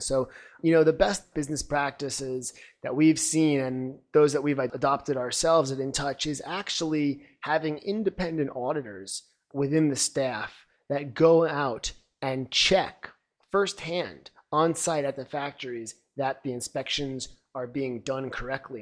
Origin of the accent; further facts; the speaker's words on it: Long Island, New York, United States; now in China; I'm originally from Long Island, New York